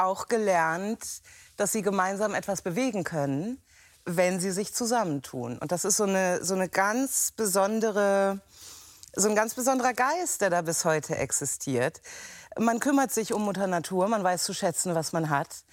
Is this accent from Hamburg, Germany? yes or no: yes; Hamburg, Germany; moved away as an adult; also born or lived in Lüneburg; now in Wendland, Germany; als Hamburger